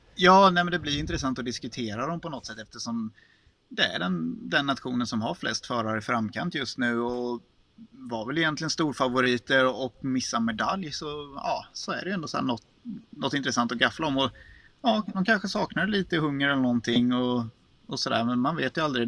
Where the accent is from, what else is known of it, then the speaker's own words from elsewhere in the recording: Småland, Sweden; accent: Småländska; som smålänning